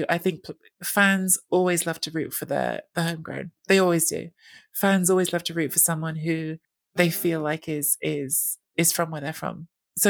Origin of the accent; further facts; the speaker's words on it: England, United Kingdom; I'm half Italian, but I grew up in England.